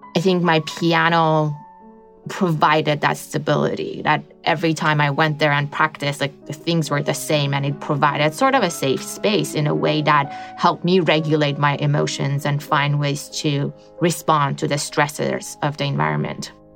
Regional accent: Iran; moved away; I grew up in the Middle East

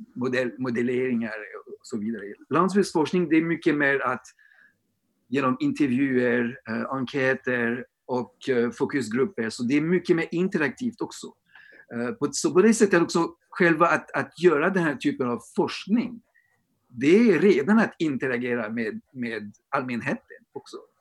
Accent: France; now in Sweden; I Storbritannien eller i Frankrike där jag kommer ifrån också

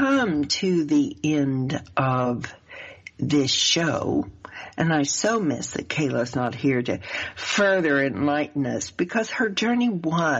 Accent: the South, United States; accent: southern; my southern accent

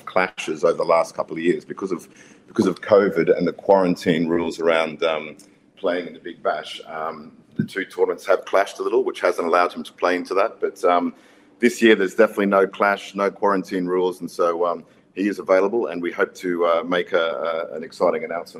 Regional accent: Queensland, Australia; But yeah, as an Australian, as a Queensland boy

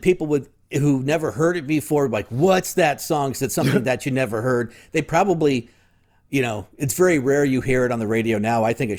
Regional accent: West Side, Tempe area, Arizona, United States; I grew up on the West Side

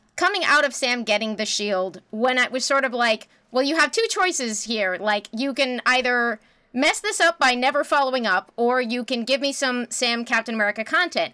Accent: Canada; as a Canadian

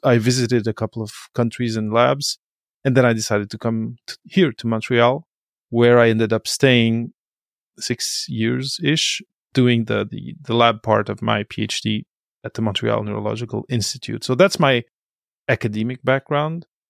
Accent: Portugal; moved away as an adult; also born or lived in Belgium; I come from Portugal, uh, I was born in Belgium, grew up in Portugal

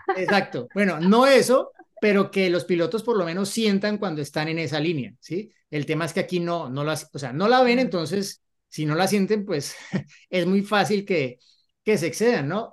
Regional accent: Colombia; cuando me volví para Colombia

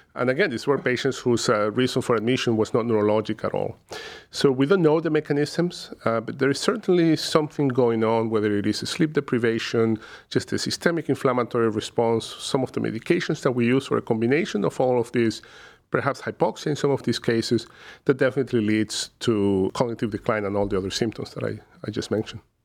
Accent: Caracas, Capital District, Venezuela; moved away as an adult; now in Cleveland, United States; originally from, uh, Caracas, uh, Venezuela, where I completed my medical training.

